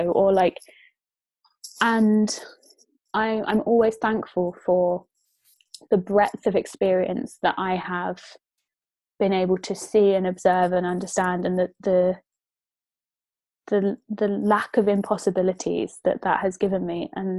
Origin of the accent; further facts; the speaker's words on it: Bedfordshire, East of England, United Kingdom; when I was growing up in Bedfordshire